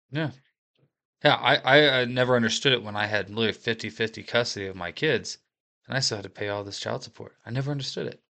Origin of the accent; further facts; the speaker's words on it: Appalachia, United States; Appalachian American